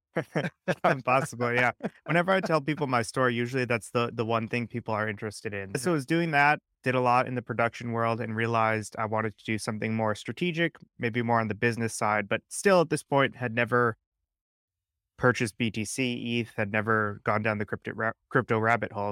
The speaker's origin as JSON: {"language": "English", "region": "Connecticut", "country": "United States", "said": "We're both from Connecticut, similar area"}